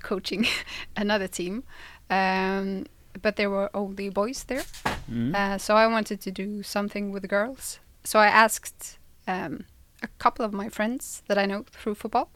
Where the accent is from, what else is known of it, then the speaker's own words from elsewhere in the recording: Malmö, Skåne, Sweden; I support Malmö FF since I'm from Malmö.